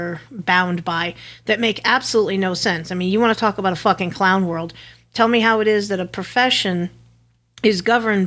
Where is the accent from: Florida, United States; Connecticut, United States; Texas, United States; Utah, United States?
Connecticut, United States; moved away; I'm from Connecticut originally